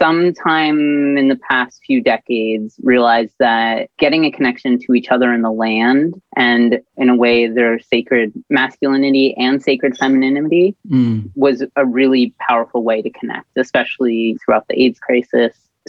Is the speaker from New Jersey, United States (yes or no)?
yes; New Jersey, United States; now in Montreal, Canada; I am originally from the United States. I'm from New Jersey, but I'm currently living in Jojage, which is historically a gathering place for many First Nations people, but today it's colonially known as Montreal.